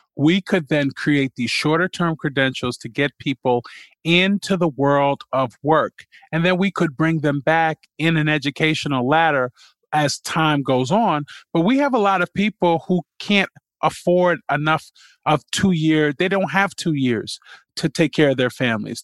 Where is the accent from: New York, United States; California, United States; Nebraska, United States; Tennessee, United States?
New York, United States; New York City; I was born, uh, and raised in Jamaica, Queens